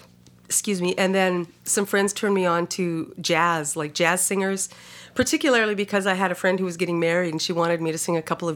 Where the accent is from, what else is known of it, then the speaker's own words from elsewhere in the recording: Vancouver, British Columbia, Canada; born there; I was born in Vancouver and we were Canadian. We traveled all over Canada, but also in the States quite a bit too